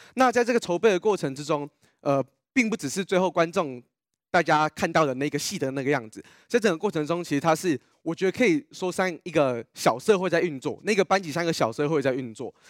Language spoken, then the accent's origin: Chinese; Yilan County, Taiwan; 因为我们家是宜兰人，然后，因为妈妈从小是就是宜兰土生土长宜兰人